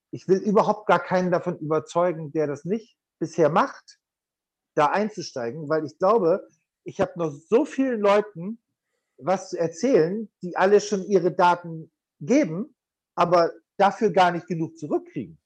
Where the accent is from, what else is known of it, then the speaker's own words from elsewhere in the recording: Bremen, Germany; Bremen ist meine Geburtsstadt.